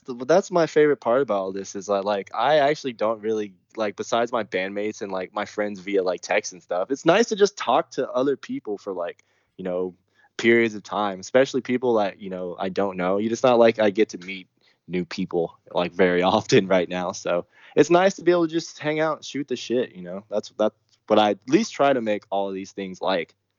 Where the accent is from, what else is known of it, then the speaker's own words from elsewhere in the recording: Texas, United States; the South, man. I'm from Texas